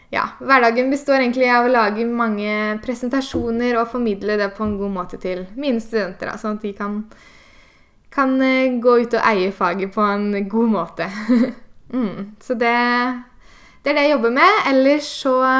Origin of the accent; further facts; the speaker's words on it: Eastern Norway, Norway; now in Bergen, Norway; jeg, som dere hører, så er jeg østlending som har havna på Vestlandet